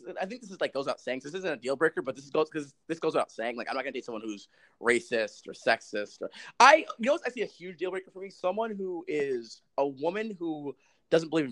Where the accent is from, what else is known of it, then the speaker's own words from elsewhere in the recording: New York City, New York, United States; I'm from the Bronx.